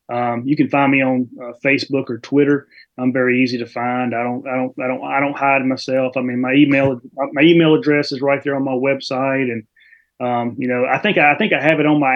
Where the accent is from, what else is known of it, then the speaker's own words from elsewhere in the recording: Mississippi, United States; accent: South Mississippi; now in Texas, United States; I'm in Texas, but I'm originally from Mississippi